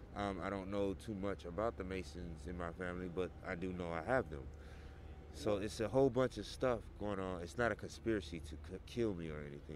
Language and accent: English; Birmingham, Alabama, United States; moved away; I was first from Alabama, Birmingham.